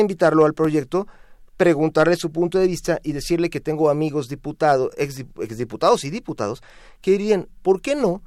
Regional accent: Mexico; como todo mexicano

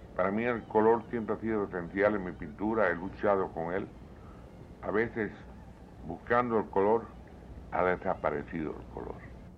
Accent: Havana, Cuba; sabes que soy habanero, nací en un barrio antiguo de La Habana

